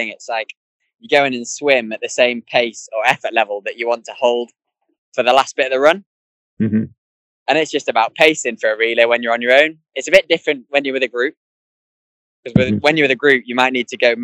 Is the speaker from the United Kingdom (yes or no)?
yes; England, United Kingdom; being English